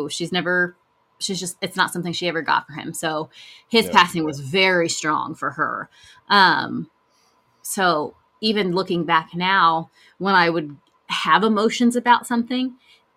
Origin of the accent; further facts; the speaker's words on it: El Reno, Oklahoma, United States; where we grew up in El Reno